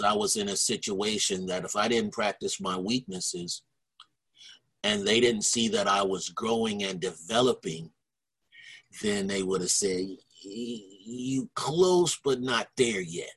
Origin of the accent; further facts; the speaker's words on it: Ohio, United States; moved away as an adult; also born or lived in Berkeley, California; I'm from Ohio